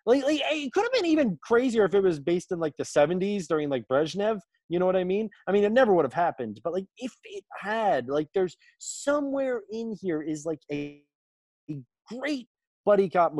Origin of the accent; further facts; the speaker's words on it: Bethesda, Maryland, United States; moved away; also born or lived in Los Angeles; I grew up in Bethesda.